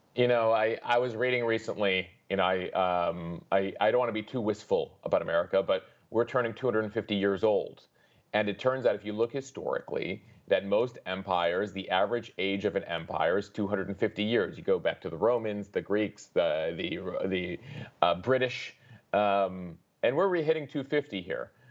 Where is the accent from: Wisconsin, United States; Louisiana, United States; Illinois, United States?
Illinois, United States; Chicago; moved away; I grew up in Chicago